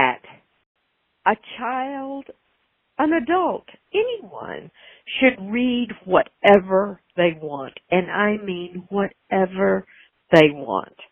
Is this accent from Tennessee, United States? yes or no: yes; Nashville, Tennessee, United States; I'm from Nashville